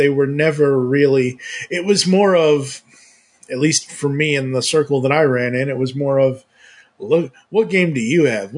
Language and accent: English; Massachusetts, United States; I was born and raised in Massachusetts